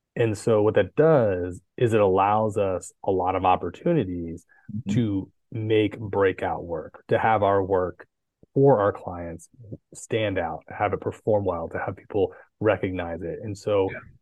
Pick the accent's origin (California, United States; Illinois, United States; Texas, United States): California, United States; Poway; also born or lived in Coronado, California; I was born in Northern California, but I lived in Poway from the time I was about three years old on